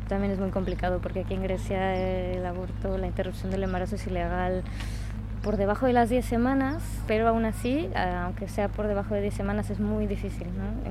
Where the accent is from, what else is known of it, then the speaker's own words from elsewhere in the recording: Mexico; moved away; Yo precisamente que vengo de México